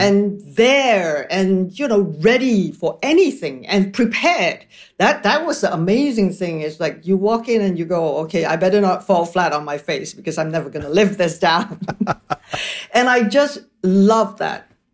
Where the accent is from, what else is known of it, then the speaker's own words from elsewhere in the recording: Malaysia; moved away; also born or lived in Paris, France / Toronto, Canada; I'm from Malaysia. So Malaysia really is my main residence